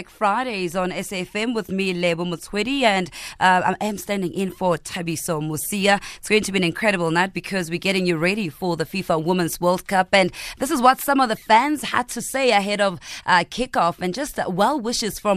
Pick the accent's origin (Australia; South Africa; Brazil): South Africa; I'm a South African women's cricket player.